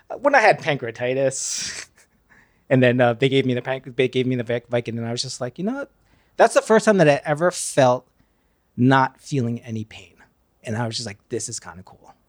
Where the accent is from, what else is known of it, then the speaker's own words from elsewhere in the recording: Pleasantville, New York, United States; I grew up in uh, Westchester County, Pleasantville, New York